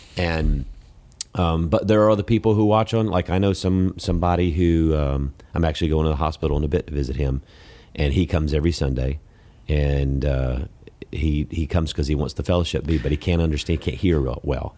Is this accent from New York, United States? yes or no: no; Columbus, Georgia, United States; moved away; I'm from Columbus, Georgia